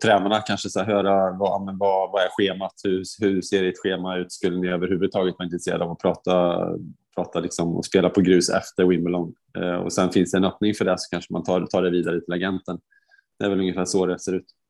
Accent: Sweden; som svensk före detta liksom spelare

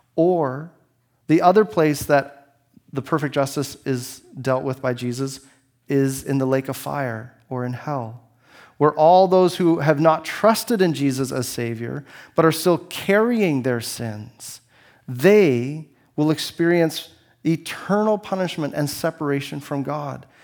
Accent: Canada; I only have one passport. It says, it says that I'm Canadian

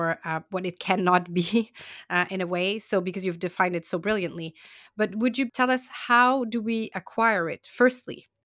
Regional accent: Canada; now in London, United Kingdom; I'm Canadian, and I acquired my nationality through my parents

